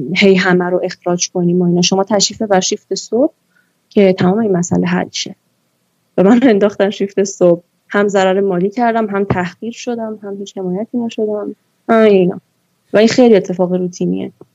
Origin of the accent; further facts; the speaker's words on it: Iran; من تو همین جامعه بزرگ شدم